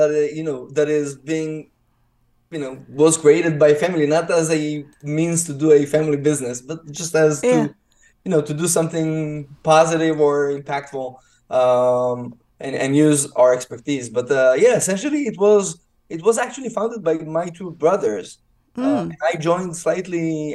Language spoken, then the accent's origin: English; Israel; moved away as an adult; now in Dallas, United States; I'm originally from Israel. I mean, you can hear in my accent